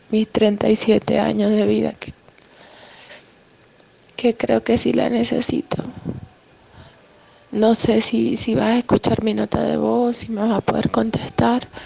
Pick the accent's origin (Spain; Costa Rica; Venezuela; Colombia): Venezuela; soy de Venezuela.